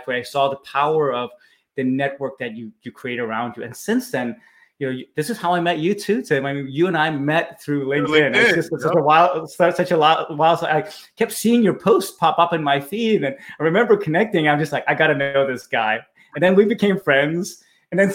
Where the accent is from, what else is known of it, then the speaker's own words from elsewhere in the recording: Copenhagen, Capital Region of Denmark, Denmark; moved away as an adult; now in California, United States; I'm from Copenhagen, Denmark, where I was born and raised.